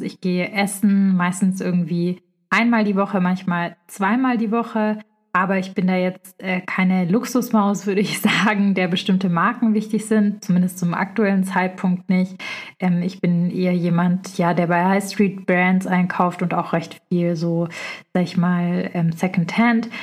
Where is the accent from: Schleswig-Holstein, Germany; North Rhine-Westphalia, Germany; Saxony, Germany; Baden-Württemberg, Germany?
Baden-Württemberg, Germany; Stuttgart; sind so in Speckgürtel von Stuttgart, wo ich herkomme auch